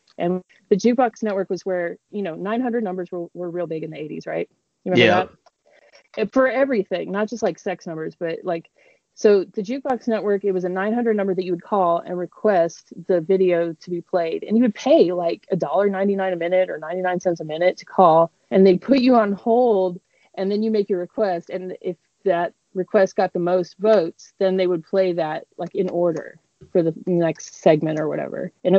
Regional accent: Denver, Colorado, United States; And I grew up in Denver.

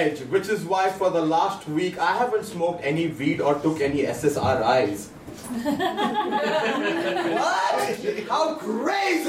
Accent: India; moved away as an adult; now in Toronto, Canada; I'm originally from India. I moved to Toronto in 2015

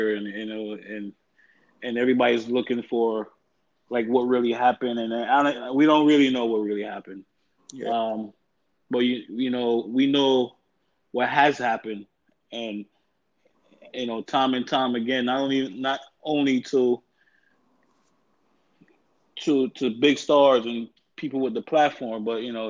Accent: New York, United States; I'm from New York, where like I grew up

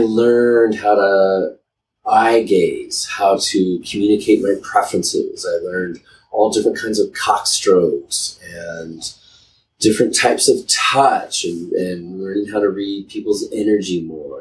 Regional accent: Boulder, Colorado, United States; I grew up in Boulder, Colorado

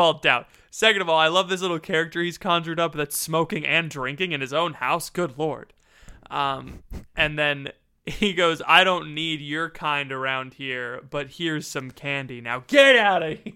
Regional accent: Florida, United States; now in Pennsylvania, United States; I'm from Florida, I live in Pennsylvania

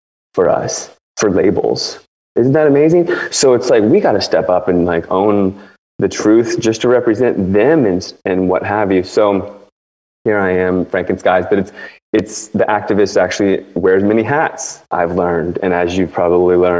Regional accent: D.C. area, Northern Virginia / Washington, United States; I grew up in D.C. basically, like right on the river, Virginia side of the river. But I grew up basically in Washington, D.C.

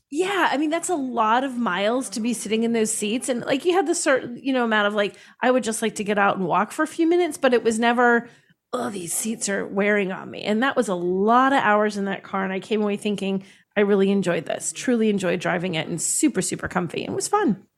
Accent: United States; we're American

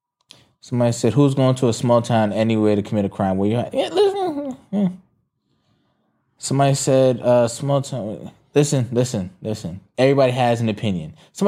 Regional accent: New York, United States; I'm from the Bronx.

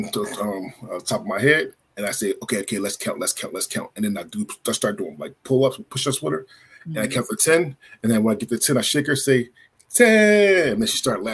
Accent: Philadelphia, Pennsylvania, United States; also born or lived in Florida; now in Oregon, United States; I'm originally from Philadelphia, but I live in Oregon, and I lived in Florida

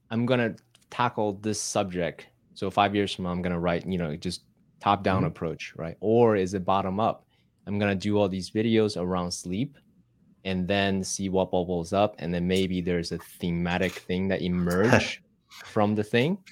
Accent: Taiwan; moved away; I grew up in Taiwan, Asian tiger parents, and the Confucius education system

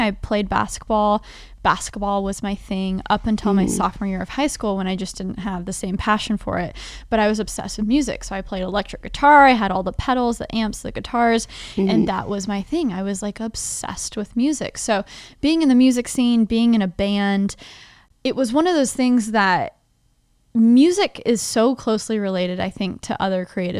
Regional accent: Dallas, Texas, United States; moved away as an adult; also born or lived in Nashville, Tennessee; I grew up in Dallas, Texas, first 20 years of my life

